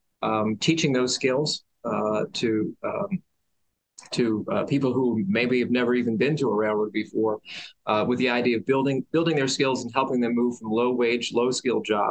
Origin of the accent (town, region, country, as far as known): Boyertown, Pennsylvania, United States; born or raised there; moved away as an adult; also born or lived in Philadelphia / Ithaca, New York